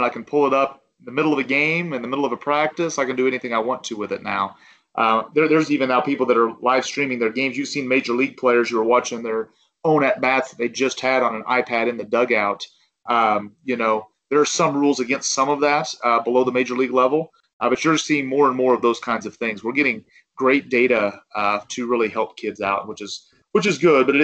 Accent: Ozark, Missouri, United States; it is my hometown

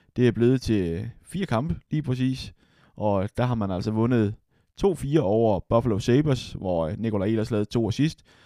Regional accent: Denmark; som dansker

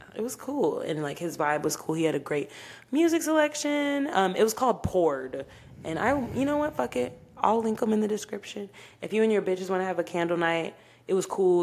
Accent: Dallas–Fort Worth Metroplex, Texas, United States; also born or lived in Oklahoma; I was born in Oklahoma. Um, yeah, nothing special about that. I moved here uh, to the Metroplex when I was five, so I consider myself raised in Texas

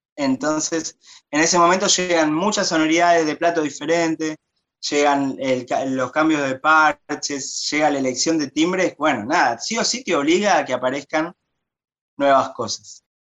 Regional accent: Buenos Aires, Argentina; soy porteño, re porteño

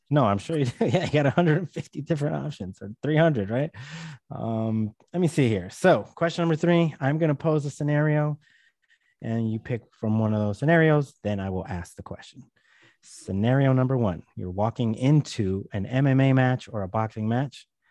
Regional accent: California, United States; I'm from California

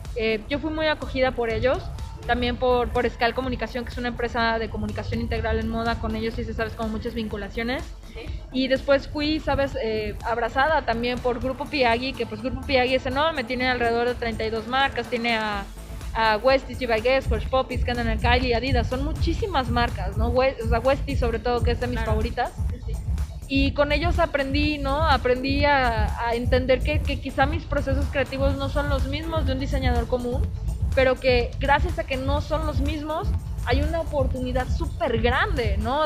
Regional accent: Mexico; el mestizaje que tengo yo como libanesa y también como mujer mexicana

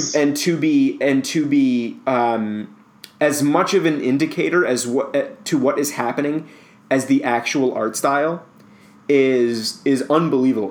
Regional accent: United States

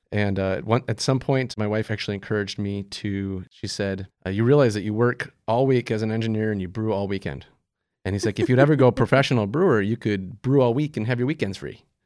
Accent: Wisconsin, United States; moved away as an adult; also born or lived in Colorado; I wanted to move back to my home state

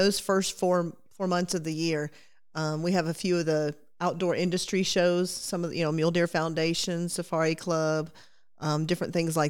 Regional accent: Tennessee, United States; moved away; I'm originally from Tennessee.

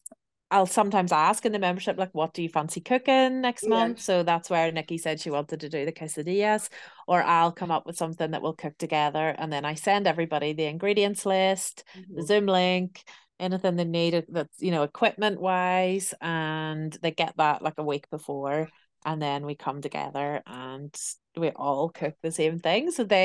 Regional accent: Belfast, Northern Ireland, United Kingdom; You know, I'm from Belfast in Northern Ireland, and I really miss home.

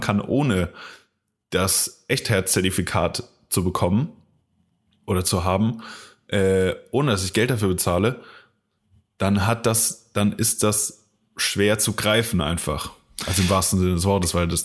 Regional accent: Koblenz, Rhineland-Palatinate, Germany; von Koblenz, meiner Heimatstadt

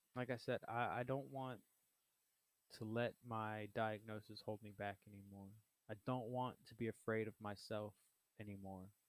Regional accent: Southeast Texas, United States; I was born and raised in Southeast Texas

